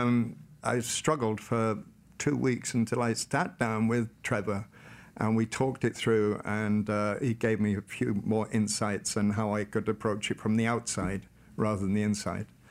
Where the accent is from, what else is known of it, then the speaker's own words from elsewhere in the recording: Carmel, Wales, United Kingdom; Born and raised in North Wales, United Kingdom, in a small village called Carmel